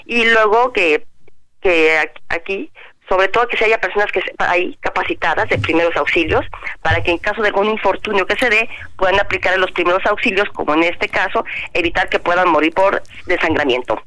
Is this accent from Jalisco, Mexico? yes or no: yes; Jalisco, Mexico; mi tierra, en Jalisco